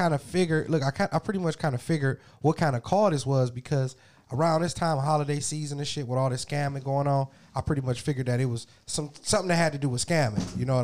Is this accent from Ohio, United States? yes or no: no; California, United States; how they know I was from California?